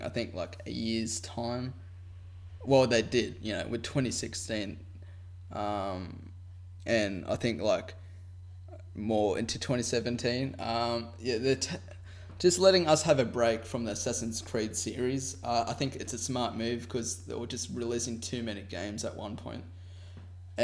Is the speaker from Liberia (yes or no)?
no; Australia; I'm Australian